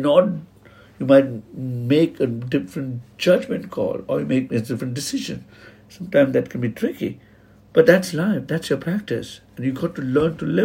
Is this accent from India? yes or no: yes; Mumbai, Maharashtra, India; I come from Mumbai, Muslim. I'm a Konkani Muslim. I grew up in a place of Bendi Bazaar and Dongri.